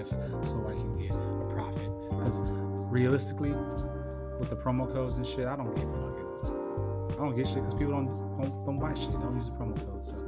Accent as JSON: {"language": "English", "town": "San Diego", "region": "California", "country": "United States", "tie": "born or raised there", "said": "San Diego, California, my hometown"}